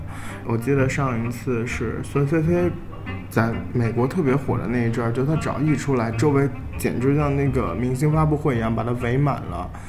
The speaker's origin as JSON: {"language": "Chinese", "town": "Qingdao", "region": "Shandong", "country": "China", "tie": "born or raised there", "said": "那但是我在青岛长大，我也没有觉得有很重的海味。"}